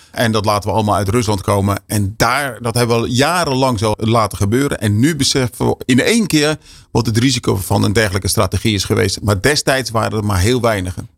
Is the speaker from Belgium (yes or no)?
no; Westland, South Holland, Netherlands; ik kom zelf uit het Westland